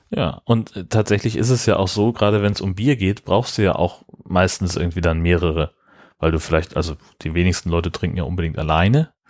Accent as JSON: {"language": "German", "country": "Germany", "said": "bei uns in Deutschland."}